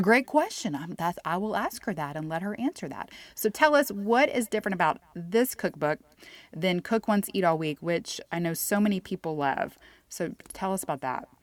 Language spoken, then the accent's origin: English; Houston, Texas, United States; moved away as an adult; now in Sonora, United States; I'm originally from Houston